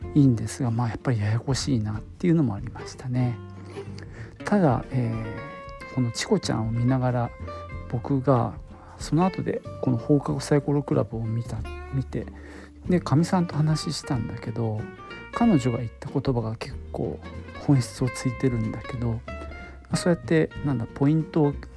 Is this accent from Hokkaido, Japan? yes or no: no; Nagoya, Aichi, Japan; 僕は名古屋なんですけどね